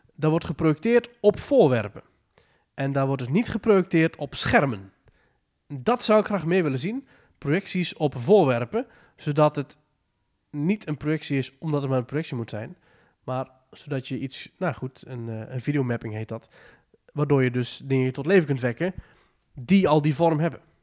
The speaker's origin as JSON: {"language": "Dutch", "country": "Netherlands", "said": "als Nederlanders"}